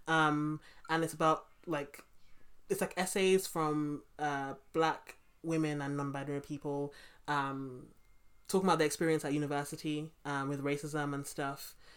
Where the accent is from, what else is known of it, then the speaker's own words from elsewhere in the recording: London, United Kingdom; I grew up in Brixton